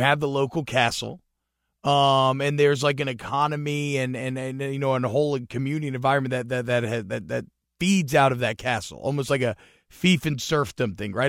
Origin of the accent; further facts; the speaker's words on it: Georgia, United States; I grew up in Georgia